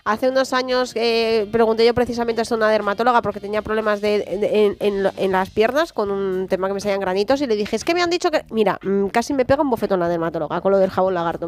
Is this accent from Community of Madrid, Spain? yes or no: yes; San Sebastián de los Reyes, Community of Madrid, Spain; yo me crié en San Sebastián de los Reyes